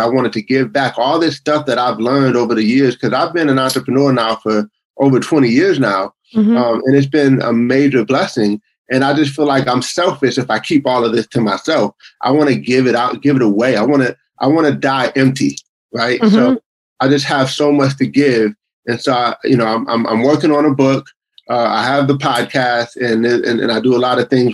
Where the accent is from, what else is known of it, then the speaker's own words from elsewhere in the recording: Buffalo, New York, United States; now in Greenville, South Carolina, United States; I grew up in Buffalo, New York, in the cold. I'm in South Carolina now